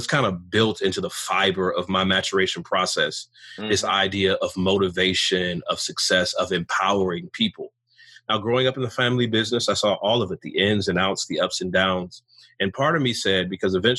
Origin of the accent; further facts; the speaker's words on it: Pontiac, Michigan, United States; I was born in the North in Michigan, about 25 minutes north of Detroit in a city called Pontiac, where the Lions used to play